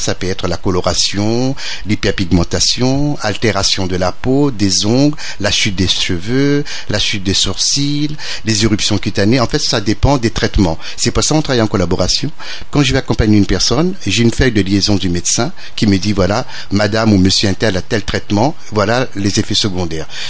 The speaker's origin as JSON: {"language": "French", "country": "Réunion", "tie": "born or raised there", "also_born_or_lived": "Metropolitan France", "moved": "yes", "said": "en tant que natif de l'île de la Réunion, je suis réunionnais, mais j'ai vécu en métropole et je suis revenu"}